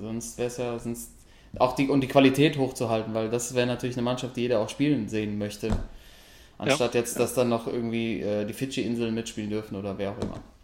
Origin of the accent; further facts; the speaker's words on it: Germany; wir sind Deutsche